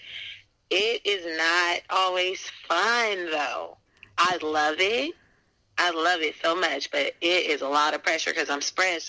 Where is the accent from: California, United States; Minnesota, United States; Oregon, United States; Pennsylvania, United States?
California, United States; Pittsburg; I am from Pittsburgh, California, born and raised